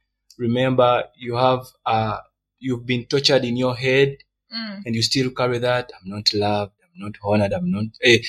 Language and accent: English; Uganda; also born or lived in Rwanda; I'm Rwandan. I'm Ugandan.